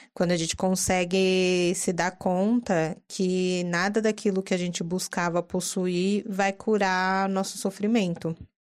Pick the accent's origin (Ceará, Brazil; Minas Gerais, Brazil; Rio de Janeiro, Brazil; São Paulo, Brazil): São Paulo, Brazil; paulistana, adoro viver em São Paulo